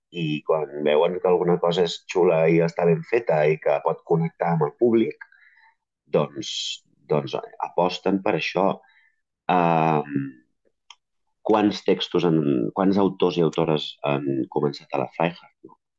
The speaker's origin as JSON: {"language": "Catalan", "area": "a town half an hour from Barcelona", "region": "Catalonia", "country": "Spain", "tie": "born or raised there", "said": "m'he anat a viure al meu poble, que estic a mitja hora de Barcelona, que és el poble on vaig néixer"}